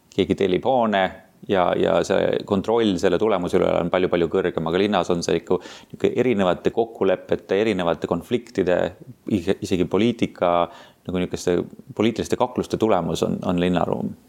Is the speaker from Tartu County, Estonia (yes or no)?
yes; Tartu, Tartu County, Estonia; moved away as an adult; also born or lived in Tallinn / France / Boston; ma olen pärit Tartust, põhimõtteliselt kasvasin üles Tartus Annelinnas